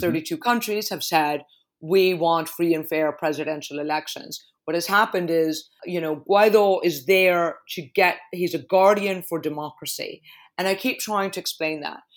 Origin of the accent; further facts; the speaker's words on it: Caracas, Capital District, Venezuela; also born or lived in New York; now in London, United Kingdom; I was born in Caracas